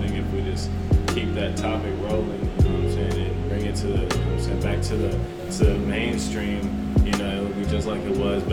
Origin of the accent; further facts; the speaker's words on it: Michigan, United States; I'm from Michigan